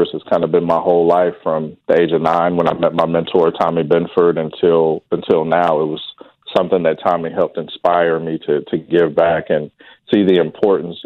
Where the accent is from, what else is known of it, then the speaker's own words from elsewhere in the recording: Wichita, Kansas, United States; I grew up here in Wichita